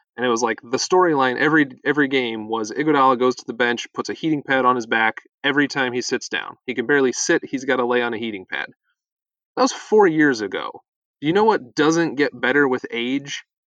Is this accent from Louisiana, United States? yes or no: no; a small town in Northeast Ohio, United States; when I was in high school, Nene Hilario, that's his last name, was working out in my gym in a small town in Northeast Ohio